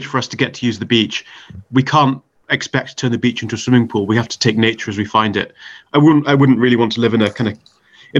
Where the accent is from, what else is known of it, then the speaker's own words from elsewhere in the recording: Whitley Bay, North East England, United Kingdom; accent: Geordie; I grew up by the coast in Whitley Bay